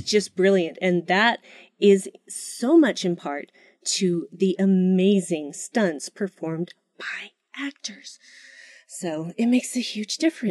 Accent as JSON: {"language": "English", "region": "Utah", "country": "United States", "said": "my home state, Utah."}